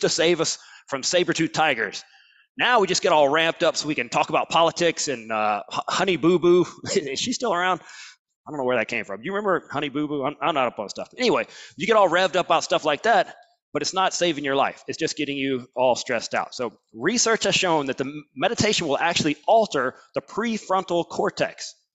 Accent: Alabama, United States; I'm from Alabama

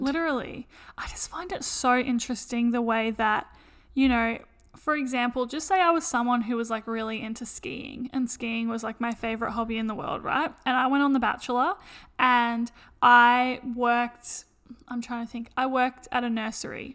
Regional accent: Australia; we're from Australia

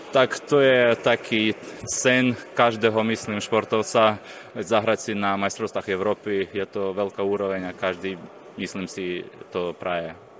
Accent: Velykyi Bereznyi, Zakarpattia Oblast, Ukraine; moved away as an adult; also born or lived in Topoľčany, Slovakia; now in Považská Bystrica, Slovakia; ja som sa narodil blízko slovenských hraníc, eh, volá sa to taká dedinka Veľký Berezny

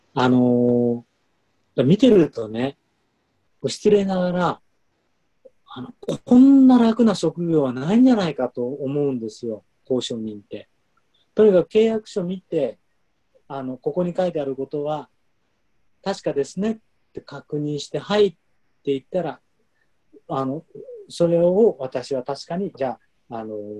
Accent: Japan; now in Munich, Germany; 僕は外国人で日本人

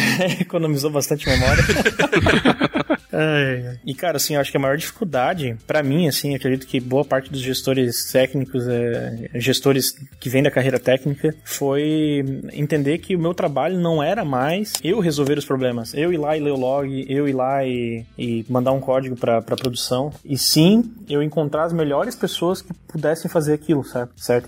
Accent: Joinville, Santa Catarina, Brazil; eu sou aqui de Joinville, Santa Catarina, que é onde está a Conta Azul.

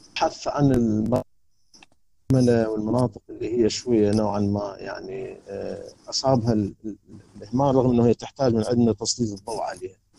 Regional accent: Karbala, Karbala Governorate, Iraq; moved away as an adult; now in Baghdad, Iraq; انا بالحق ما غادرت العراق ابد يعني يعني ابدا وبالذات انا انتقلت من سكني من كربلاء الى بغداد

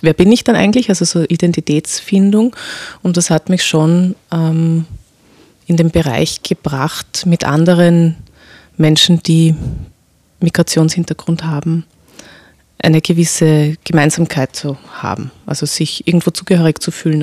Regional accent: Vienna, Austria; mein Vater kommt aus dem Irak, meine Mutter aus Österreich und ich bin hier geboren in Wien

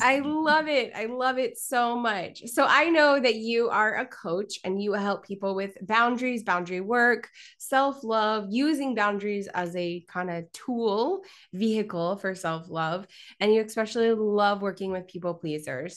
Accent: Kansas City, Missouri, United States; Joining you from my hometown of Kansas City, a large city with a hometown feel

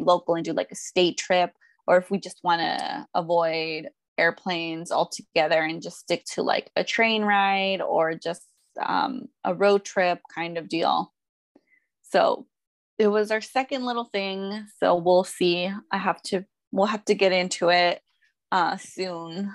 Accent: Mexico; where we're from Mexico, it's like a smaller pueblo.

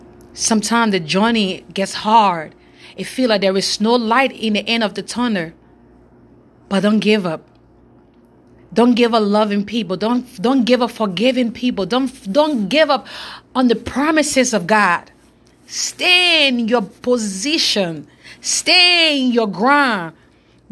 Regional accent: Monrovia, Montserrado, Liberia; now in Lexington, United States; I'm from West Africa, Monrovia, Liberia. I'm presently right now in Lexington, Kentucky

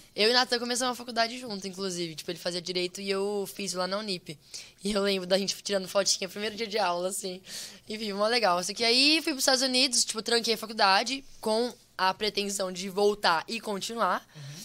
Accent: Brazil; moved away; sou brasileiro

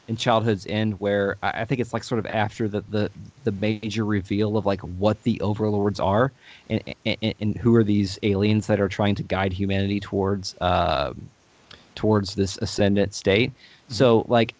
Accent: Louisville, Kentucky, United States; we are from Louisville, Kentucky, but we pronounce Louisville. So we tend to like our accents tend to like, we're not like the traditional Southern accent. We just kind of just mush our words together.

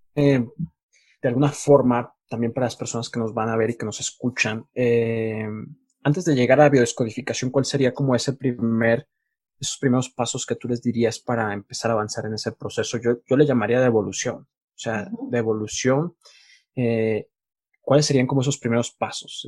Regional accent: Mexico; now in Colombia; yo que soy mexicano

